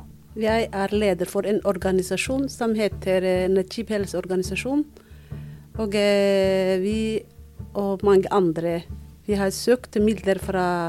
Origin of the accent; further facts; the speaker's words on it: Mogadishu, Banaadir, Somalia; Norwegian is a second language; moved away as an adult; also born or lived in Borama, Somaliland / Birmingham, United Kingdom; now in Norway; så vi flyttet fra, Mogad, eh, fra Boro til Mogadishu. Mm -hmm. Og der begynte jeg på skolen. Ja. Da har jeg gått barneskole, ungdomsskole